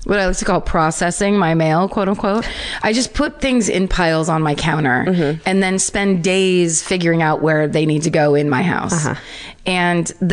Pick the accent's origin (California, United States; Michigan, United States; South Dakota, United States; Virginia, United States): California, United States; Northern; I'm from Northern California